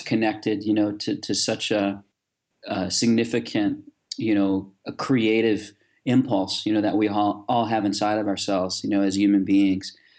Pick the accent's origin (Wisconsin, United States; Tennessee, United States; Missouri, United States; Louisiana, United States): Louisiana, United States; New Orleans; I grew up in New Orleans, uh, born and raised here